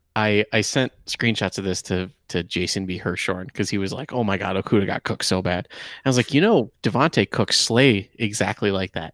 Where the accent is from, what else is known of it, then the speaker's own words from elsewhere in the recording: Michigan, United States; I grew up in Michigan